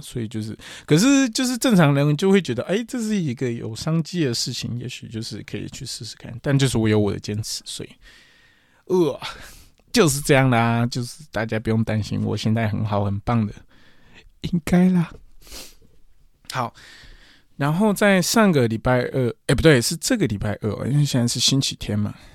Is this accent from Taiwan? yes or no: yes; Taiwan; also born or lived in Kyushu, Japan; 我是台湾人